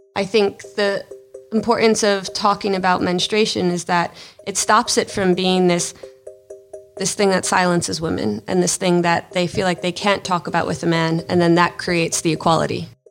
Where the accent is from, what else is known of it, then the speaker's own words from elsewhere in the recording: United States; being American